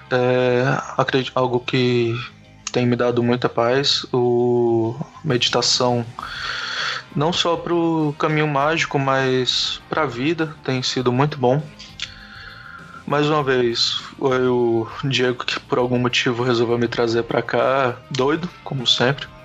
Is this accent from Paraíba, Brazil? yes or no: yes; João Pessoa, Paraíba, Brazil; eu sou de João Pessoa, tenho 22 anos.